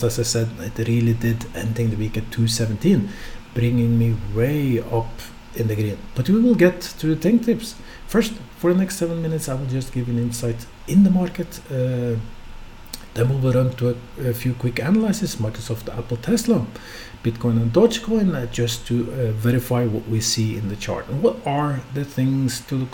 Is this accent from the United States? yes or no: no; west coast of Norway, Western Norway, Norway; I'm Norwegian, I come from Norway. I come from the part of Norway where it always rains, the west coast of Norway